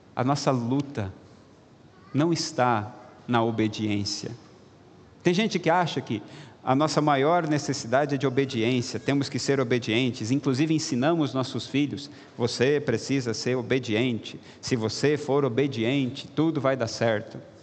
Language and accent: Portuguese; Rio Grande do Sul, Brazil; moved away; do Rio Grande do Sul, onde nasci, onde tenho alguns amigos